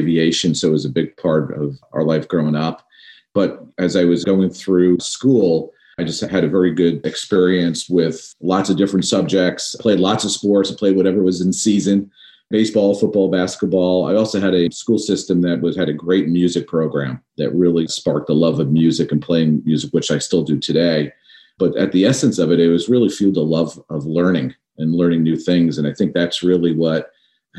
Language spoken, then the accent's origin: English; New York, United States; Growing up in New York, my dad was actually in aviation his entire life